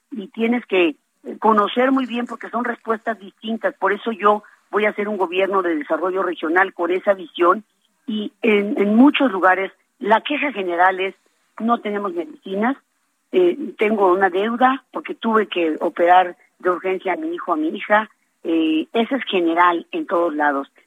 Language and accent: Spanish; Hidalgo, Mexico; porque soy una hidalguense que ama Hidalgo y que tiene ganas de trabajar